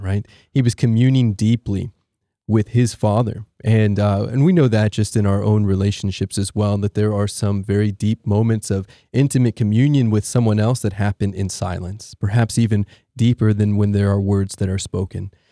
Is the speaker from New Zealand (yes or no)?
no; Allen, Texas, United States; now in Austin, United States; I grew up in Allen, Texas